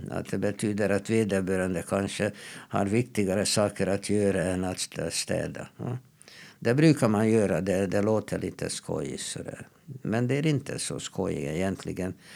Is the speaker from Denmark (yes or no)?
no; Hungary; now in Sweden; när jag växte upp i Ungern